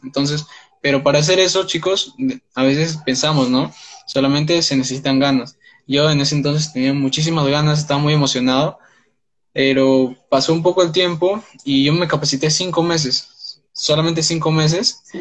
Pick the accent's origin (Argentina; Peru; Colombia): Peru; soy de Perú